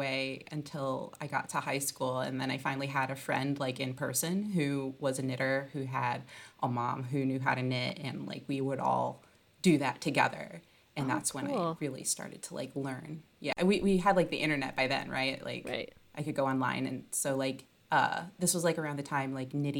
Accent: outside of Detroit, Michigan, United States; now in Brooklyn, United States; I'm from Michigan. I grew up outside of Detroit

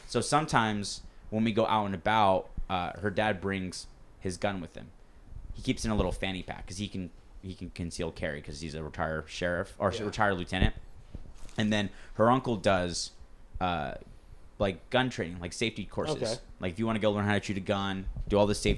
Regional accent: San Luis Obispo County, California, United States; now in San Diego, United States; I'm from San Luis County

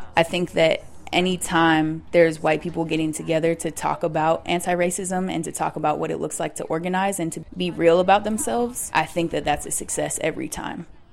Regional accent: Seattle, Washington, United States; I am from Seattle, from South Seattle. I was born and raised there.

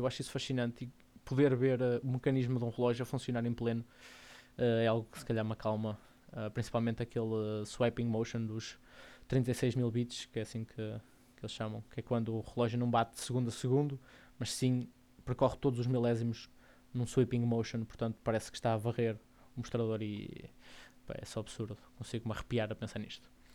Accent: Porto, Norte, Portugal; sou do Porto. Portanto, vou dizer muito calão Porto, portuense

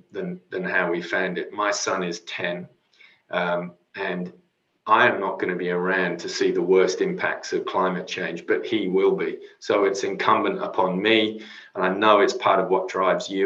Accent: Cornwall, South West England, United Kingdom; now in Sydney, Australia; I grew up living, surfing, swimming in the ocean in Cornwall. And of course, I come here and I live in Sydney

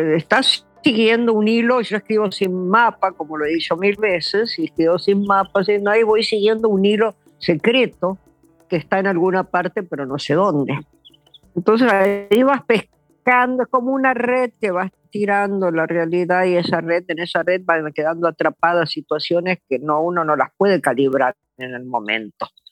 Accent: Argentina; also born or lived in New York; me volví a la Argentina, pero ya en el 89

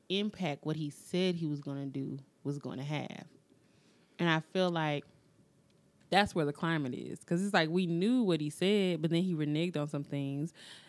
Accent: United States; We as the American citizens that live and work every single day.

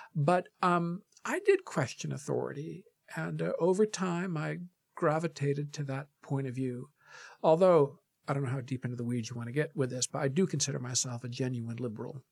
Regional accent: Michigan, United States; moved away as an adult; now in New York, United States; I almost always say I'm from Michigan and I've lived most of my adult life in New York

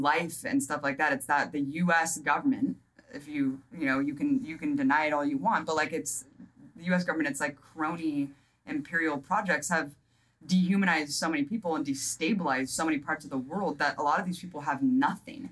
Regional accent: United States; I'm an American citizen

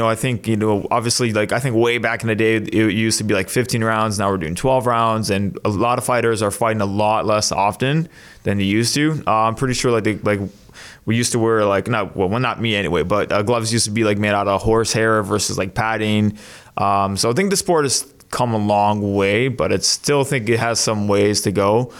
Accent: Mississauga, Ontario, Canada; Mississauga, yeah.

